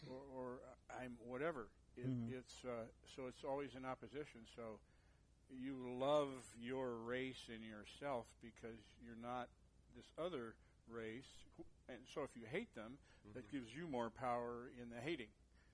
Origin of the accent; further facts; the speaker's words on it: San Lorenzo, California, United States; also born or lived in Oakland, California / San Jose, California; I was born in Oakland. I grew up in San Lorenzo.